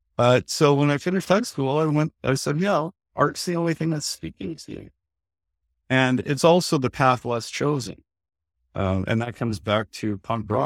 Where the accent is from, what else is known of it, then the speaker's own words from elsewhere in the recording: Canada; I'm a Canadian creator